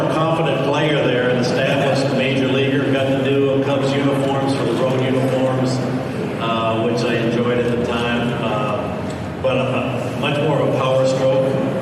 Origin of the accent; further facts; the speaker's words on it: Spokane, Washington, United States; Growing up in Spokane, Washington, didn't go to any major league games.